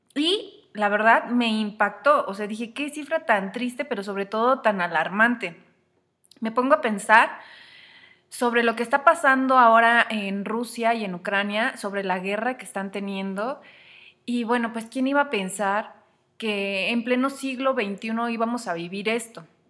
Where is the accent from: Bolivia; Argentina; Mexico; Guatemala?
Mexico; lo que vivimos en México, en mi país